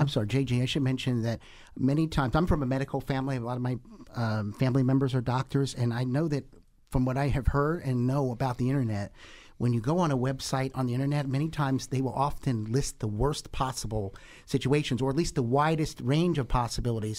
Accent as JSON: {"language": "English", "area": "Monmouth County, Jersey Shore", "region": "New Jersey", "country": "United States", "said": "I'm from the Jersey Shore. I'm from Monmouth"}